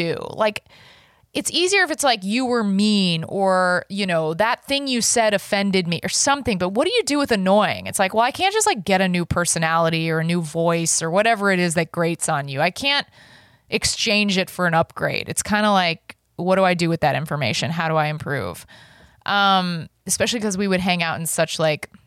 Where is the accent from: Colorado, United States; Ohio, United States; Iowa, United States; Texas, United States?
Texas, United States; Dallas; where I grew up in Dallas, Texas